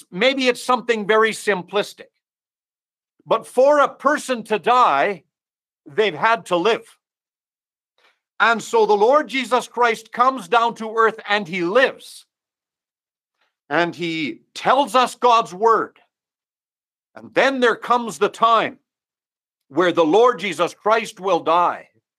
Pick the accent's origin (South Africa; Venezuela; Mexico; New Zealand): Mexico; Obviously, I'm from Mexico, and I do not know most or hardly any that might be listening to the webinar this evening.